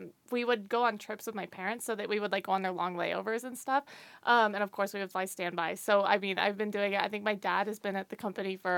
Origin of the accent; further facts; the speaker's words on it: Greeley, Colorado, United States; I'm from Greeley, which is about an hour north of Denver.